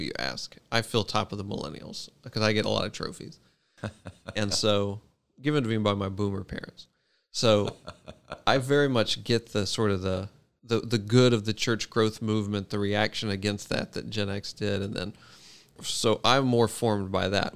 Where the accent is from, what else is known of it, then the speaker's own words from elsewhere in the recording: Memphis, Tennessee, United States; moved away as an adult; now in Davidson, United States; I grew up at Hope in Memphis.